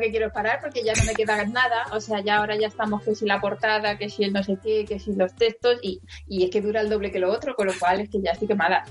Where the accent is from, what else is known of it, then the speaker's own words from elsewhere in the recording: Madrid, Community of Madrid, Spain; yo que soy niña de, de Carabanchel que me, me crié al lado de un descampado